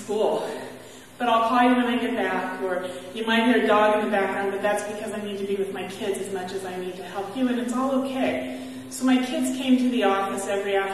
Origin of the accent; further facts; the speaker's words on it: San Bernardino, California, United States; I grew up in San Bernardino, California without any faith